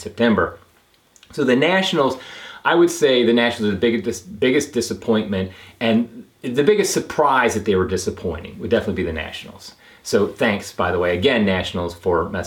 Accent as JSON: {"language": "English", "town": "Cincinnati", "region": "Ohio", "country": "United States", "tie": "born or raised there", "said": "I grew up in Cincinnati."}